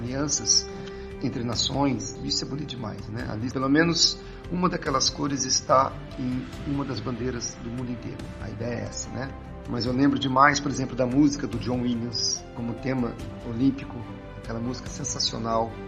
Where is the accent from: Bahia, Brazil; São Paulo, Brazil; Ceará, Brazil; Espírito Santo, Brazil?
São Paulo, Brazil; Santa Branca; 47 anos, sou daqui de Santa Branca.